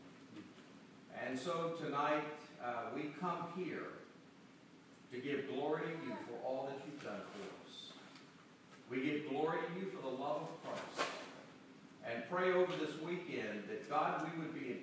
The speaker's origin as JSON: {"language": "English", "region": "Georgia", "country": "United States", "tie": "born or raised there", "also_born_or_lived": "Macon, Georgia", "said": "I grew up in Georgia"}